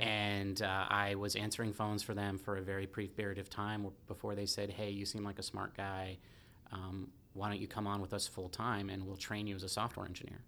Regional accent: Santa Cruz, California, United States; I grew up in Santa Cruz

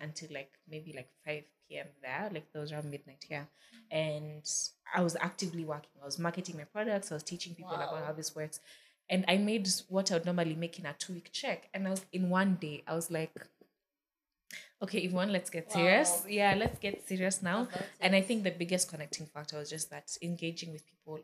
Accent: Kenya; moved away as an adult; also born or lived in United States; now in Nairobi, Kenya; I'm going to come back to Kenya

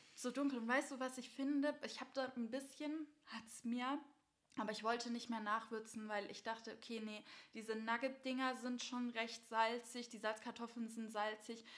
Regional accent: Baden-Württemberg, Germany; bei uns in Baden-Württemberg

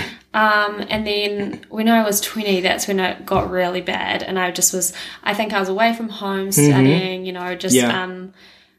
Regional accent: Nelson, New Zealand; also born or lived in Dunedin, New Zealand; I'm from Nelson

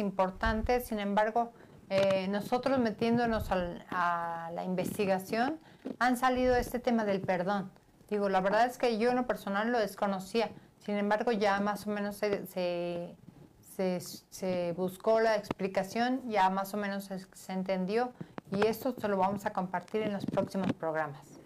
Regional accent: Veracruz, Mexico; now in Puebla, Mexico; yo en lo personal no soy de Puebla, soy de Veracruz, sin embargo ya vine a Puebla, ya me quedé, ya tengo mi familia aquí

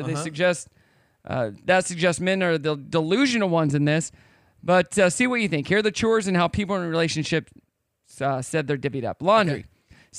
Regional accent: Missouri, United States; now in Arkansas, United States; I've always told people I'm from the Midwest because I grew up in Missouri. But I live in Arkansas now

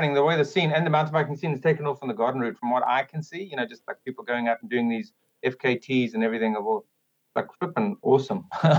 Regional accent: Kloof, KwaZulu-Natal, South Africa; also born or lived in London; now in North Wales, United Kingdom; I grew up outside Durban in a small little town called Kloof.

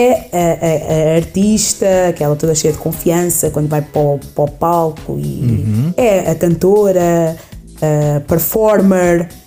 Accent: Leiria, Centro, Portugal; eu nasci, fui nascida e criada em Leiria. Em Leiria, exatamente. Leiria. Sou leiriense de Gema. Mas, sim, a minha mãe nasceu em Angola

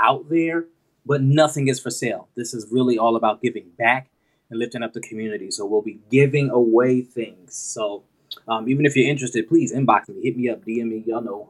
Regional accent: Port St. Lucie, Florida, United States; moved away; From Sunnyside, Port St. Lucie, Florida, back at my hometown, representing PSL

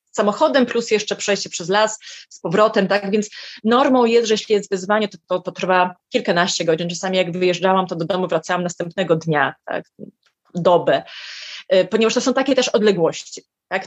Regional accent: Lithuania; moved away as an adult; also born or lived in Warsaw, Poland / Vilnius, Lithuania; mieszkałam w Litwie dobrych 18 lat, tu się urodziłam, potem mieszkałam w Warszawie

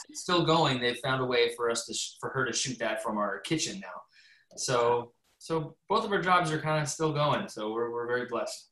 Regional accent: Canada; I'm Canadian

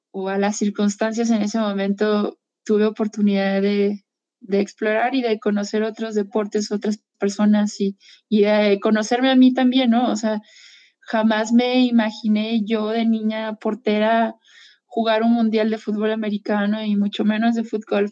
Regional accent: Mexico; soy mexicana

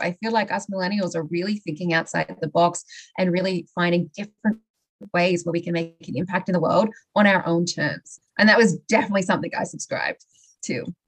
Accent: Australia; moved away as an adult; I originally I'm from Australia

